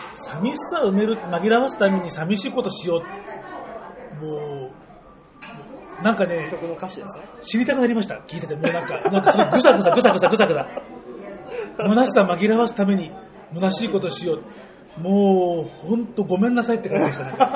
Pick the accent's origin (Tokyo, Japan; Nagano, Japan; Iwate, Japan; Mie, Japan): Tokyo, Japan; 僕も、あの、もうずっと東京の生まれ育ちなんで